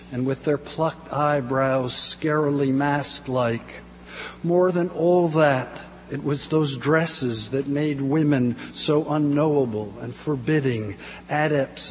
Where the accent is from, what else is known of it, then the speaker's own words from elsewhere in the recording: New Jersey, United States; I'm from New Jersey